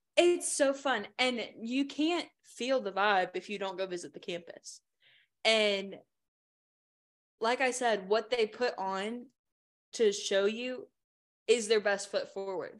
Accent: Richmond, Virginia, United States; I'm from Richmond

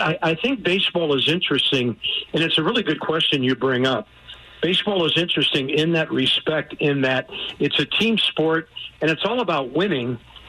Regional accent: St. Louis, Missouri, United States; When I grew up on South Kings Highway by Tower Grove Park

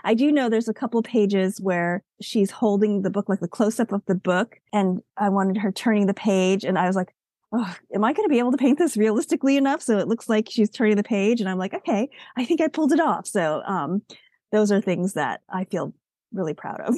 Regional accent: United States; I'm an American-born Asian

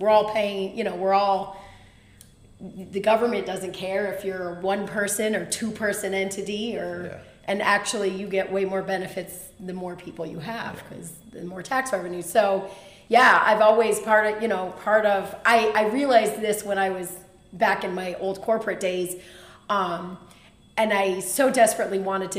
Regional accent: Rutland, Vermont, United States; now in Lexington, United States; Yeah, I'm born and raised in Vermont in the Green Mountains.

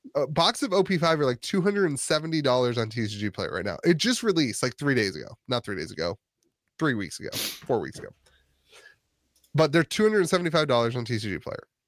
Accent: Northeast Ohio, United States; now in West Virginia, United States; I grew up in Northeast Ohio

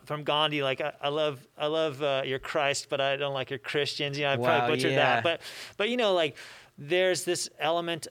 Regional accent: Loma Linda, California, United States; I grew up here in Loma Linda, was part of Loma Linda Academy

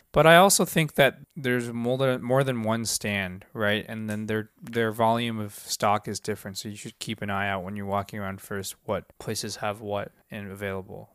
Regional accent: Seattle, Washington, United States; I grew up in Seattle

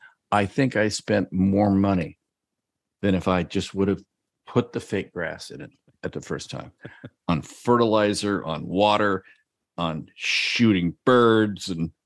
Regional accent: Iowa, United States; from Iowa. Our house is 2.5 years old.

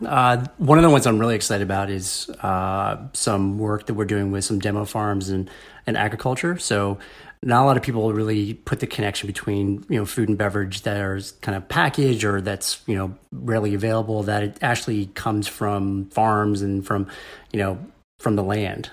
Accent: Northern Virginia, United States; moved away as an adult; also born or lived in Ohio / Chicago; I was born in the Washington, D C area in Vir-, Northern Virginia

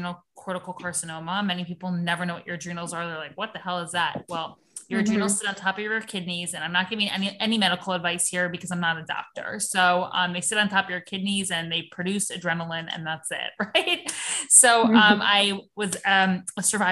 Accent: Florida, United States; moved away as an adult; also born or lived in New York; I am in Florida, my hometown. I just moved back here from New York about a year ago

